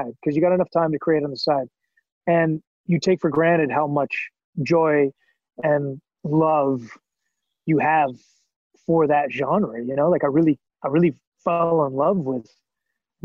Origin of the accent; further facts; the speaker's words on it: Canada; moved away as an adult; now in Los Angeles, United States; I came down here from as a Canadian actor who didn't know anybody.